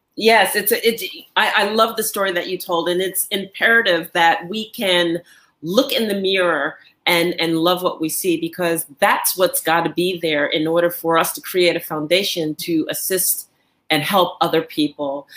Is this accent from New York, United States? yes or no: yes; New York, United States; now in Angola; I am in Angola and I'm originally from New York